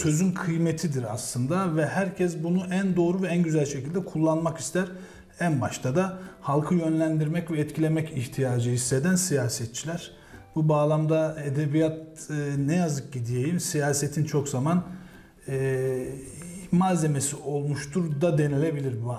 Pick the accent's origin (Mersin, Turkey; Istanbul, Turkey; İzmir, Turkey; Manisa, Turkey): Mersin, Turkey; moved away as an adult; also born or lived in Konya; now in Kahramanmaraş, Turkey; 1981 Mersin doğumluyum. İlk orta ve lise eğitimimi Mersin'de gerçekleştirdim.